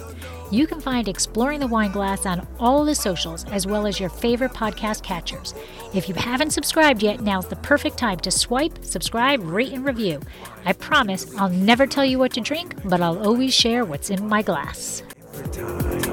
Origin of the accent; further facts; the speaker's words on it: New Jersey, United States; I'm from Jersey